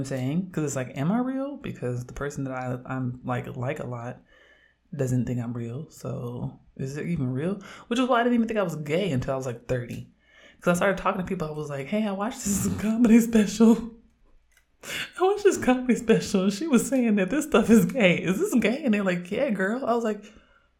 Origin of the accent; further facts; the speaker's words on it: Oakland, California, United States; growing up in Oakland